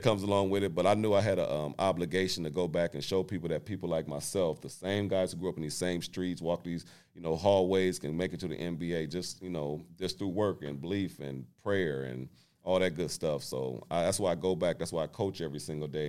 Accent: Muncie, Indiana, United States; moved away as an adult; also born or lived in Portland; I'm from Indiana

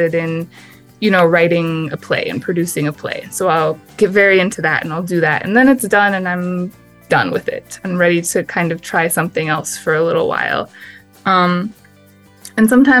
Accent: Michigan, United States; now in Tempe, United States; I'm hail from Michigan

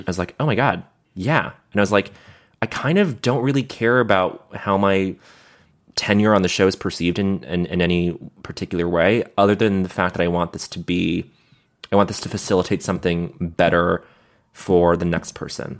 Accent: Montreal, Quebec, Canada; growing up in Montreal

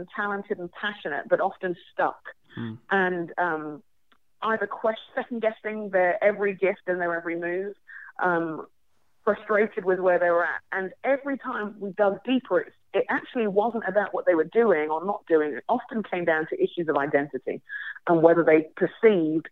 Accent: London, United Kingdom; I would introduce myself as a Nigerian Londoner, London born and raised, but Nigerian parents

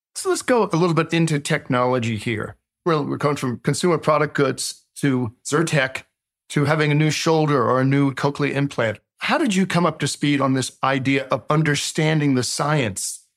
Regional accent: Virginia, United States; I, I grew up in a little town in Virginia

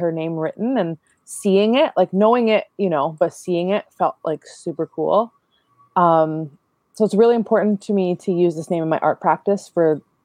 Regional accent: Rama First Nation, Ontario, Canada; also born or lived in Toronto; So I come from Rama First Nation and Moosier Point First Nation. I grew up in Rama

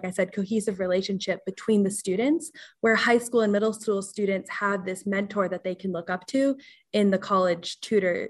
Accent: Colorado, United States; moved away as an adult; now in Massachusetts, United States; I'm from Colorado. So it started in Colorado in the community that I grew up

